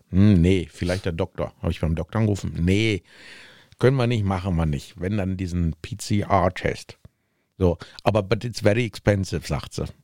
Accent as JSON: {"language": "German", "country": "Sweden", "said": "anmelden, von wo kommen Sie denn? Ja, ich komme aus Schweden."}